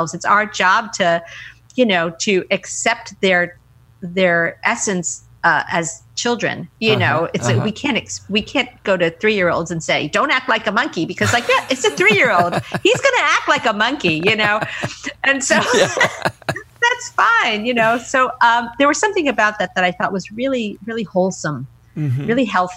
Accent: United States; I'm an American

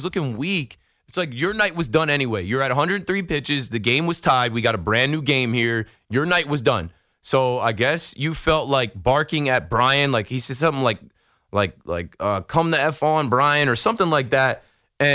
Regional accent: New Jersey, United States; I'm from Jersey, from the Shore area, and when I got a job in the city, I remember like all my jobs in the city.

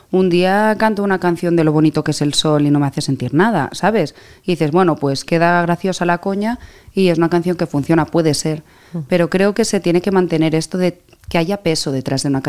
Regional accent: Catalonia, Spain; also born or lived in Greece; No, pero me crié en Grecia.

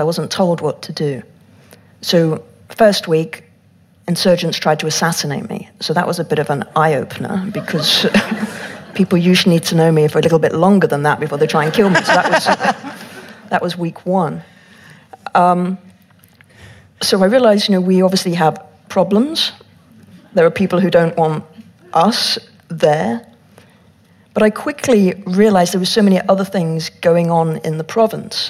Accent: England, United Kingdom; from England

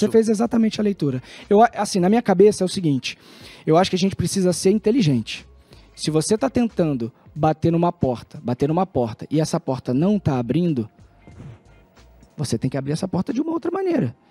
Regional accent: Rio de Janeiro, Brazil; de onde eu fui criado

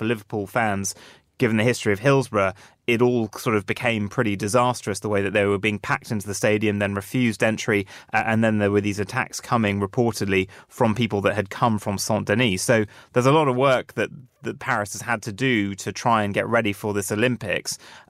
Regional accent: Jersey; I grew up partially in Jersey

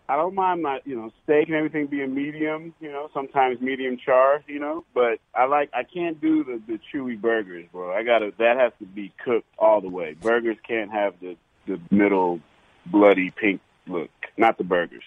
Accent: Detroit, Michigan, United States; moved away; Growing up in Detroit for a while

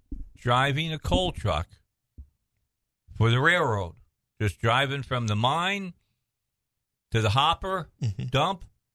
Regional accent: around Chicago, Illinois, United States; moved away; also born or lived in Grand Forks, North Dakota / Indiana; I was born and raised around Chicago, just about 30 miles outside the city limits

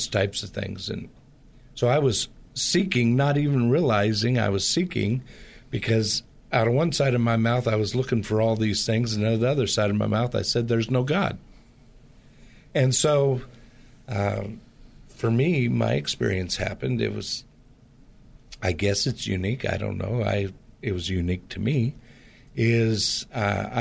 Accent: Portland, Pacific Northwest, United States; I grew up in the Pacific Northwest, which has a lot of the same type of culture in the Portland area as the Bay Area does.

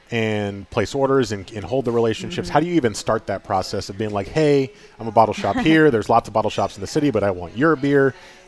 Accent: New Jersey, United States; moved away as an adult; because I came from New Jersey too. I moved in 2011

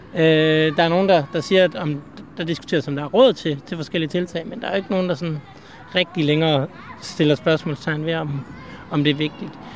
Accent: Aarhus, Central Denmark Region, Denmark; jeg kommer fra Aarhus og bor sådan set også i Aarhus

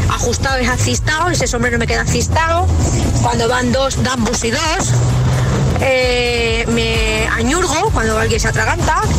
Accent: Extremadura, Spain; now in Alcalá de Henares, Spain; desde Alcalá de Henares, pero soy extremeña.

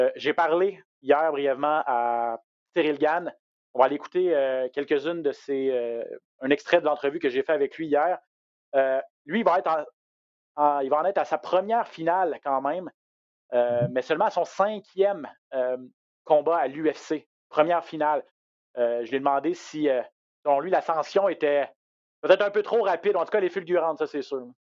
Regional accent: Quebec, Canada; chez nous au Québec

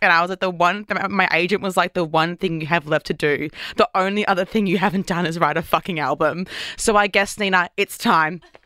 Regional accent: Brisbane, Queensland, Australia; moved away as an adult; now in Sydney, Australia; I'm living in Sydney, but I'm from Brisbane

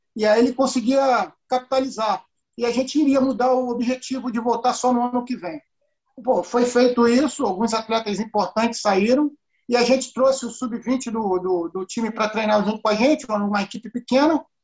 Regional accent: Rio de Janeiro, Brazil; eu nasci e fui criado ali, primeiro no Maracanã, na rua São Francisco Xavier, menos de um quilômetro do estádio, e depois fui morar em Vila Isabel

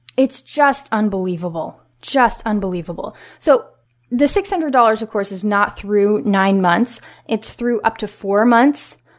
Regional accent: Washington, United States; my home state of Washington State

